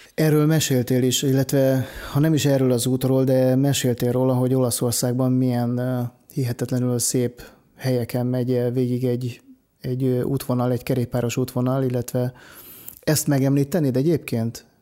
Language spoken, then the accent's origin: Hungarian; Lake Balaton area, Hungary; én ott nőttem fel